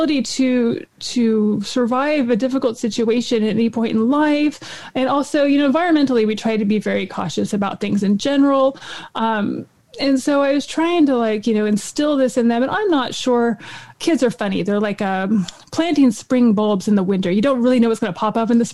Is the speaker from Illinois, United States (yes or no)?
no; Boring, Oregon, United States; the majority of my childhood, I grew up out in Boring.